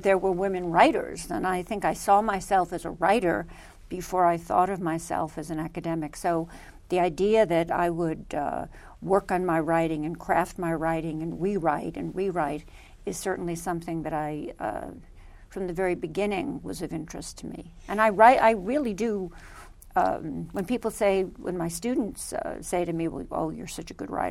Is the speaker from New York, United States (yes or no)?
yes; New York City, New York, United States; moved away; I was born in Brooklyn, New York, and that's where I was raised.